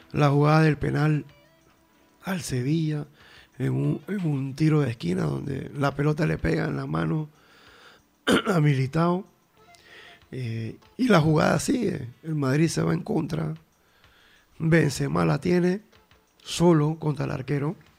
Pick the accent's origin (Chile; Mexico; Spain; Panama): Panama; como buen panameño